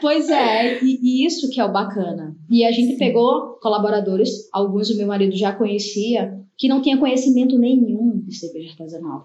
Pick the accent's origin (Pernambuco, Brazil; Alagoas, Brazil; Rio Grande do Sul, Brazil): Alagoas, Brazil; Maceió; also born or lived in Cubatão, São Paulo; eu nasci em Cubatão, né, São Paulo, mas só nasci. E uhum. aí vim morar em Maceió, sou de Maceió